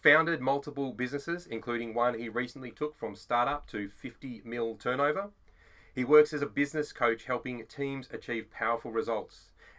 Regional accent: Australia; We're Aussie blokes, we're dads

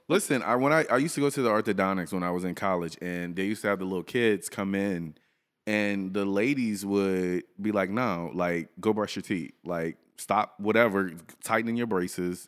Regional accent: Louisiana, United States; I'm from Louisiana

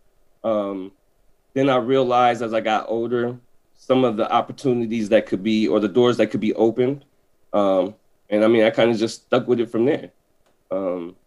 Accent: Des Moines, Iowa, United States; now in Madison, United States; I'm from Iowa, Des Moines, Iowa

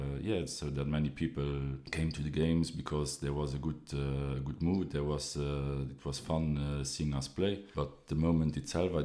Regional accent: Esch-sur-Alzette, Luxembourg; I'm originally here from Esch

